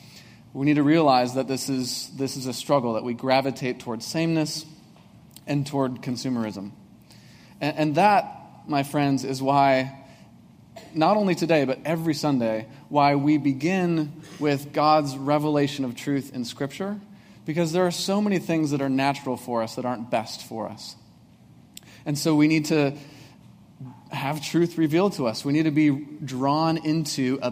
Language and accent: English; Breezy Point, Minnesota, United States; moved away; there's not even a stoplight in my hometown of Breezy Point